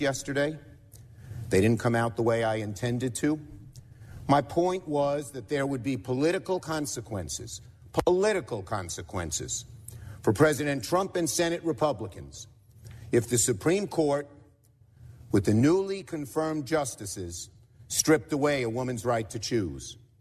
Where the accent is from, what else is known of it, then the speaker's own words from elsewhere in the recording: New York, United States; I'm from Brooklyn.